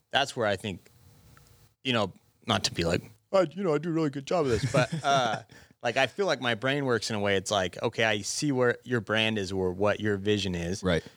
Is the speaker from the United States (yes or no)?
yes; Gillette, Wyoming, United States; also born or lived in Laramie, Wyoming / Buffalo, Wyoming; now in Sheridan, United States; I'm from Gillette